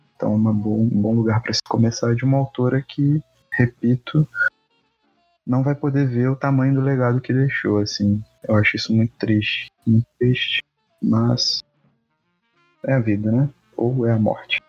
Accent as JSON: {"language": "Portuguese", "town": "Petrópolis", "region": "Rio de Janeiro", "country": "Brazil", "tie": "born or raised there", "said": "um poeta de Petrópolis, minha terra também"}